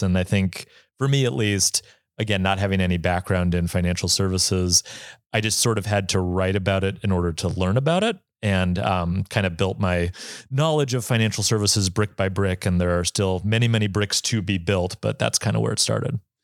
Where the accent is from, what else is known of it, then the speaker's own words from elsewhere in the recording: Bozeman, Montana, United States; I'm from Bozeman, Montana